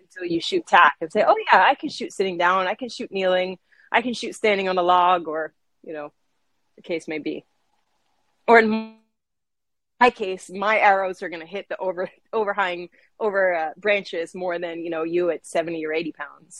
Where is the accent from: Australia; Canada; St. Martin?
St. Martin; also born or lived in Boston, United States; I was born in Boston, and I've grown up on the island of St. Martin. So it's a small island in the Caribbean.